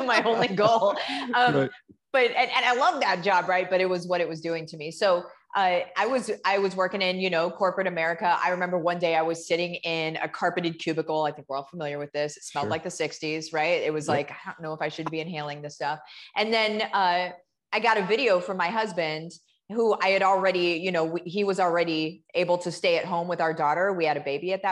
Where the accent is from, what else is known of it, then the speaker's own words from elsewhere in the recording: Central Illinois, United States; I grew up in Central Illinois, and okay. I grew up on a farm.